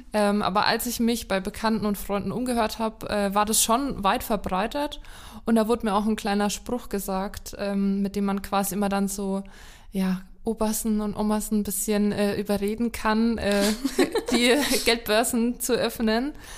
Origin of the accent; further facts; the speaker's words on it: Lower Franconia, Bavaria, Germany; Ich komme ja auch aus Unterfranken